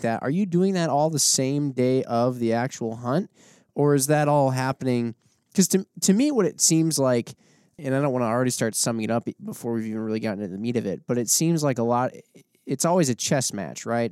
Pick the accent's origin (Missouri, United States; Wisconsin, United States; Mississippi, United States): Wisconsin, United States; growing up in Wisconsin my whole life